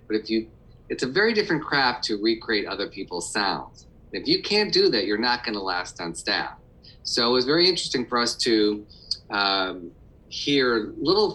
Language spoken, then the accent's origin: English; Detroit, Michigan, United States; I grew up in Detroit